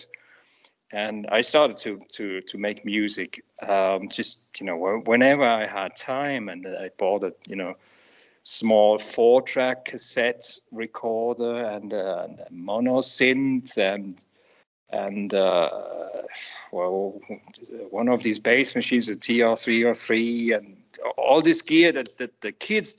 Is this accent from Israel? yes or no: no; Switzerland; I grew up in Switzerland